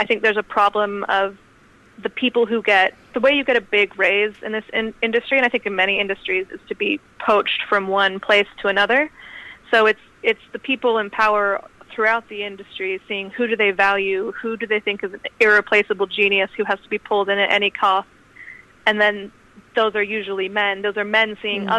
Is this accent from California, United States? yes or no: yes; California, United States; moved away as an adult; also born or lived in London / United Kingdom; I was born in London, but I grew up in California